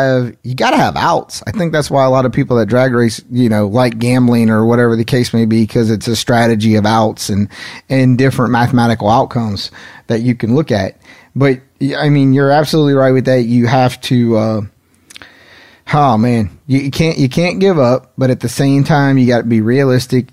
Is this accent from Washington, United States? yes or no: no; Henderson, North Carolina, United States; not too far from where I grew up there in Henderson, North Carolina